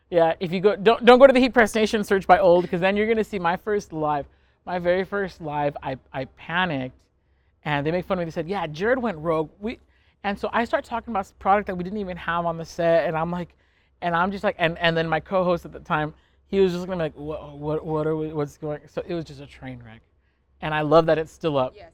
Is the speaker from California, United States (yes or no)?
yes; California, United States; We're both from California